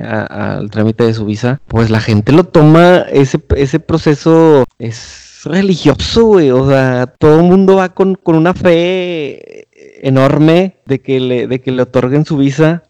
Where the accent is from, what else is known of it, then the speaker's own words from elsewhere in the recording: Monterrey, Nuevo León, Mexico; como buenos regios